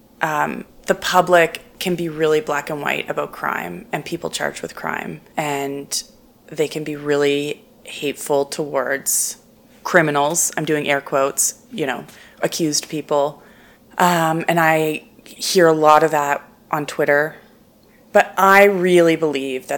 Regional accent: Halifax, Nova Scotia, Canada; also born or lived in St. John's, Newfoundland / Fredericton, New Brunswick; now in Calgary, Canada; I was born in St. John's, Newfoundland, because my dad was sent there to start the St. John's Bureau, which was CTV affiliate. He also worked in Fredericton, so we lived there for a little while, and then I mostly grew up in Halifax

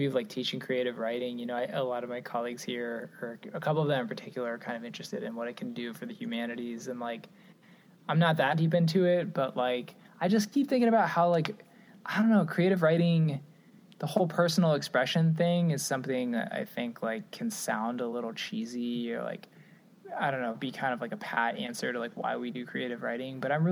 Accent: Cincinnati, Ohio, United States; I'm from Cincinnati, Ohio.

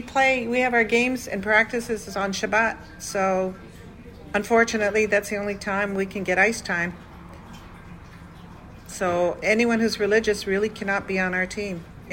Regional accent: Toronto, Ontario, Canada; moved away as an adult; now in Israel; As a Canadian

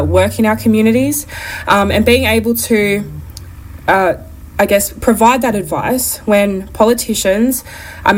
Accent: Lithgow, New South Wales, Australia; Lithgow, where he met my nan, and that's where I was also born and raised.

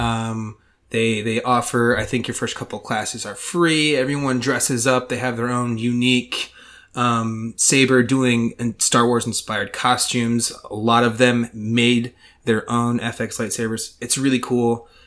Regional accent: Ohio, United States; we're from Ohio

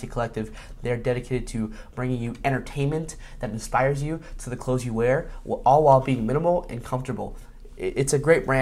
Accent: Miami, Florida, United States; I'm from Miami. I was in Miami when it happened

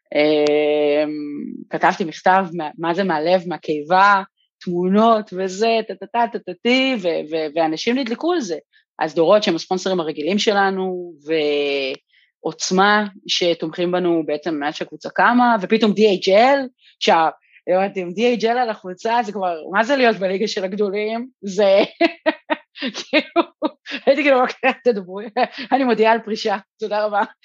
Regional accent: Kiryat Gat, Southern District, Israel; שגדלתי בקריית גד

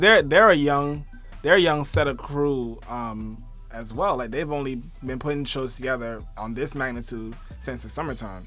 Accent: New York City, New York, United States; also born or lived in Barbados; I'm from Brooklyn. I'm a Brooklyn nigga

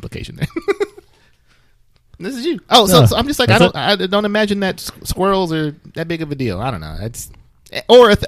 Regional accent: Flint, Michigan, United States; now in Florida, United States; I'm from Flint

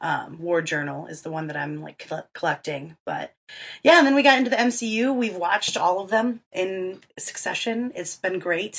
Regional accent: Southeastern Michigan, United States; I'm 28. I'm from Southeastern Michigan, born and raised.

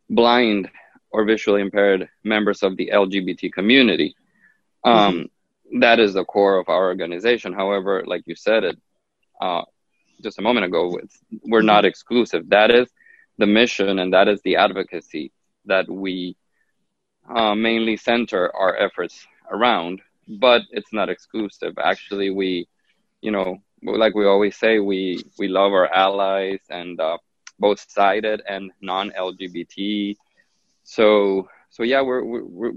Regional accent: Honduras; now in Miami, United States; I was actually born and raised in Honduras, in Central America.

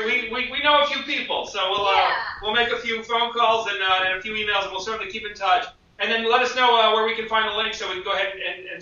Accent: Westchester County, New York, United States; moved away; I'm from New York. I'm from Westchester County

